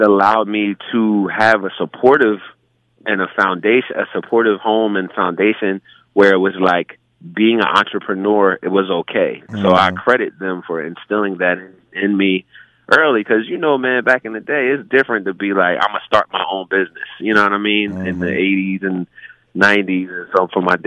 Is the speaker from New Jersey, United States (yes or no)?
yes; New Jersey, United States; Growing up in Jersey in church, and my dad was a church organist